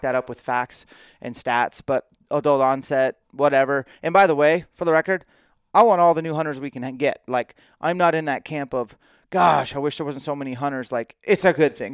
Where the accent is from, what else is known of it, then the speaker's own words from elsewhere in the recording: Washington, United States; And you're a fellow Washingtonian, at least for the time being, and so am